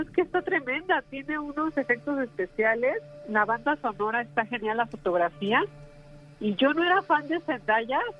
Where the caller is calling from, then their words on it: Cuautitlán, State of Mexico, Mexico; Eh, el Estado de México, en Cuautitlán, Vizcali.